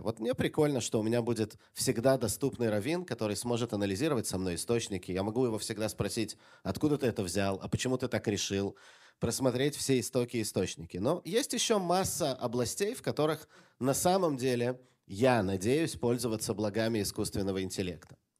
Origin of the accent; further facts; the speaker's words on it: Jerusalem, Jerusalem District, Israel; Когда я рос в Иерусалиме маленьким ребенком